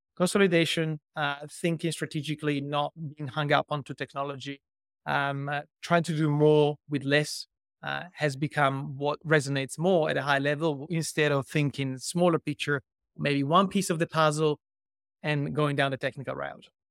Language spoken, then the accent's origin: English; Italy; moved away as an adult; also born or lived in Milan; now in Australia; I was born in Italy and raised and lived o-, o-, b-, over there for over thirty years